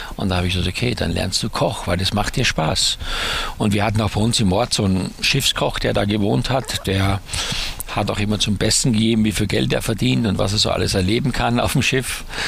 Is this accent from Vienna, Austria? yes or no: no; Styria, Austria; dass ich auf dem Bauernhof groß geworden bin in der Steiermark